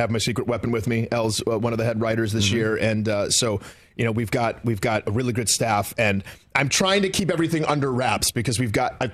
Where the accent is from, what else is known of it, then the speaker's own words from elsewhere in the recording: Detroit, Michigan, United States; moved away; also born or lived in Pennsylvania; we grew up in Detroit